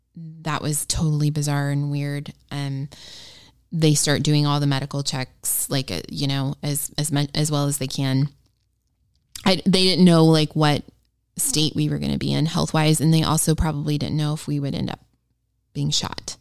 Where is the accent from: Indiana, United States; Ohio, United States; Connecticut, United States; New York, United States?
Ohio, United States; I am a school teacher from Ohio